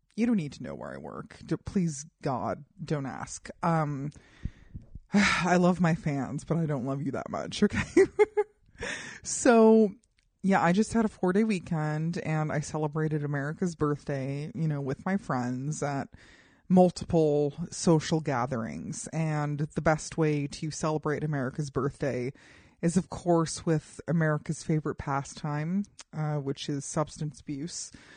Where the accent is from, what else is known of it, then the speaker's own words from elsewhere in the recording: United States; as an American